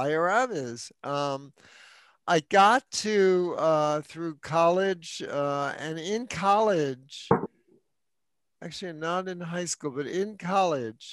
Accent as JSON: {"language": "English", "town": "New York City", "region": "New York", "country": "United States", "tie": "born or raised there", "also_born_or_lived": "Manhattan", "said": "I was born in New York, raised in the Bronx, later moved back to Manhattan"}